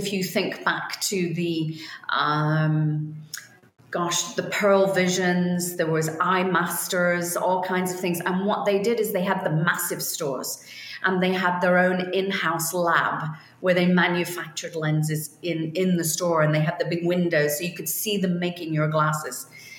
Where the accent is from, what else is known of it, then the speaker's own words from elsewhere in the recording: Liverpool, North West England, United Kingdom; born there; I was born in Liverpool, England.